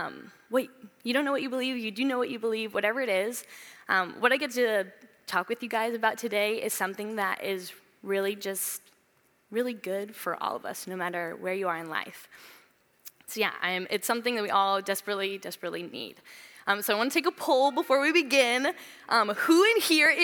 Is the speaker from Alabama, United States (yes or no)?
no; Southern California, United States; moved away as an adult; I'm from Southern California, so I moved here about 5 years ago